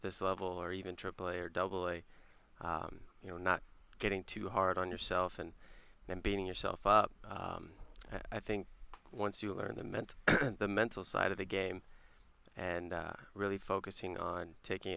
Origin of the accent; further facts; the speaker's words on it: Las Vegas, Nevada, United States; moved away as an adult; now in Milwaukee, United States; I'm from Las Vegas, and I was born and raised there.